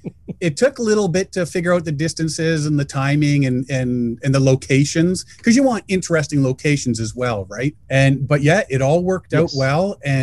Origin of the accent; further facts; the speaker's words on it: Canada; we're from Canada.